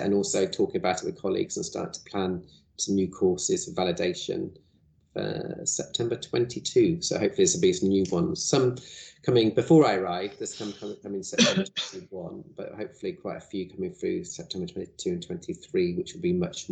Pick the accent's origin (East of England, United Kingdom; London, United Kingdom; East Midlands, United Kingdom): East of England, United Kingdom; North Cambridgeshire; I was born in North Cambridshire, so and I went and lived here for a year when I did my Art Foundation course